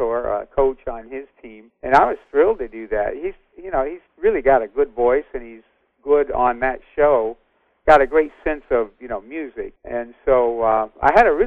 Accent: the Bay Area, California, United States; I grew up in the Bay Area

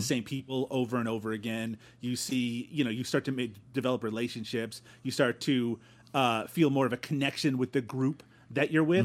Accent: Newfoundland and Labrador, Canada; also born or lived in Ontario; now in Peterborough, Canada; I grew up in Newfoundland

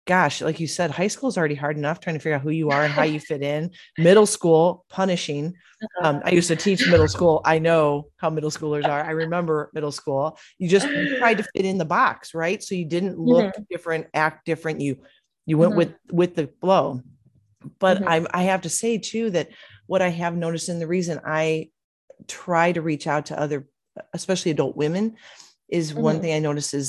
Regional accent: Illinois, United States; now in Arizona, United States; I'm born and raised Illinois, but being in Arizona now

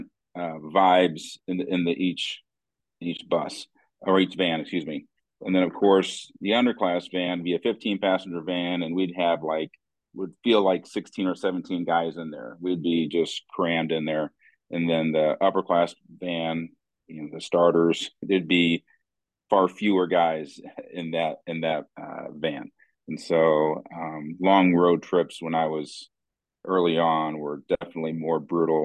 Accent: Bloomington, Illinois, United States; now in Morton, United States; I grew up in Bloomington Normal.

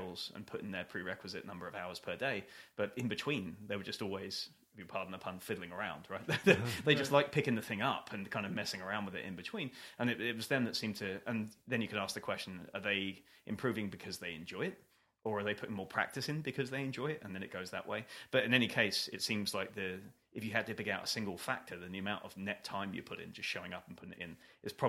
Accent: United Kingdom; Being British

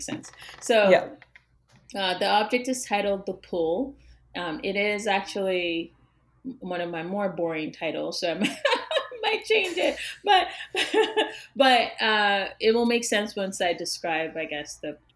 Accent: Yorubaland, Western Nigeria, Nigeria; now in United States

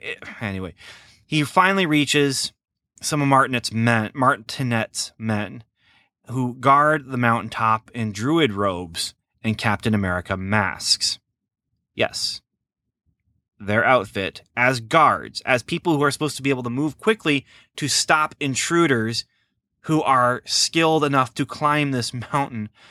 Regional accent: near Lafayette, Indiana, United States; very close to my hometown here

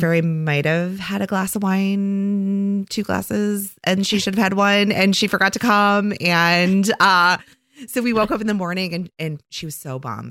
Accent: Oak Park, Illinois, United States; now in Saint Joseph, United States; I am originally from Chicago, a very near west suburb of Chicago called Oak Park

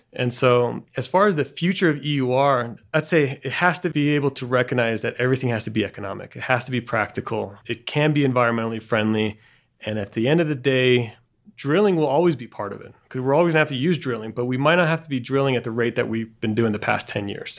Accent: Bariloche, Río Negro, Argentina; moved away; also born or lived in Boulder; the place where I grew up in Argentina, which is Bariloche

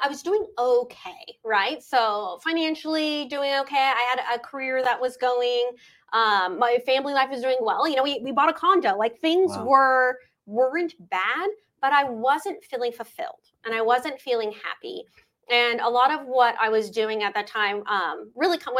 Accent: Ventura, California, United States; I grew up in Ventura. I've always loved Ventura. I moved here in sixth grade

